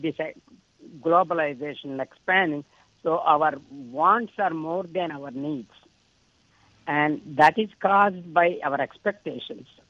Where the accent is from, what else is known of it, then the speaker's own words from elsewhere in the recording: India; moved away; When I grew up in India